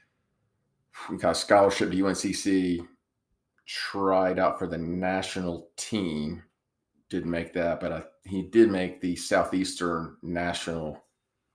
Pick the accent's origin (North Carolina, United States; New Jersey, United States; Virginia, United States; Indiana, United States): North Carolina, United States; Matthews; grew up in Matthews